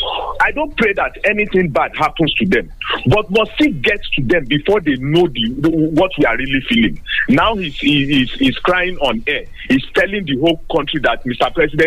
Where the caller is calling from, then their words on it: Abeokuta, Ogun State, Nigeria; I'm calling from Abeokuta this morning.